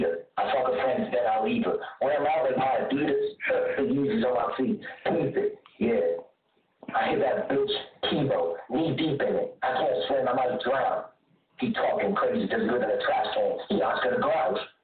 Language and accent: English; Philadelphia, Pennsylvania, United States; I'm from Philly